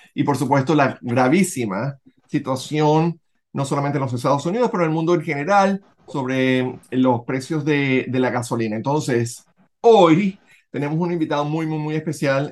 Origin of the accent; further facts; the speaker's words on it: Venezuela; moved away; nosotros que somos venezolanos, independientemente de donde vivamos en el mundo